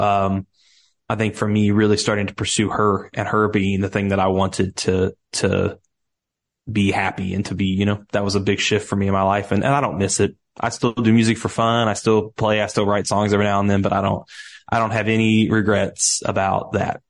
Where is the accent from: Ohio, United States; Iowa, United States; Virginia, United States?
Ohio, United States; Cincinnati; accent: Southern; moved away as an adult; now in Nashville, United States; I grew up in Cincinnati, Ohio, down here in the States